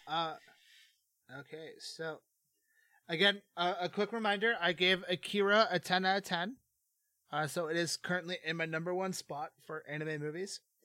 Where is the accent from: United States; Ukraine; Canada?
Canada; growing up in Canada because, uh, myself and the two co-hosts at Filler Academy, uh, are from the Great White North